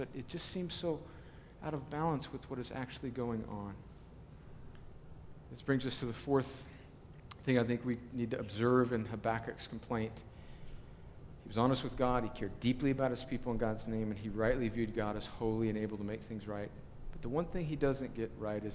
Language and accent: English; Southern California, United States; moved away; I grew up in Southern California and I'm a USC fan